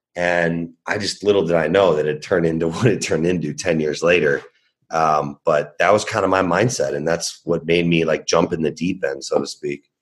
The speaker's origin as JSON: {"language": "English", "town": "Chicago", "region": "Illinois", "country": "United States", "tie": "born or raised there", "said": "I was born and raised in Chicago"}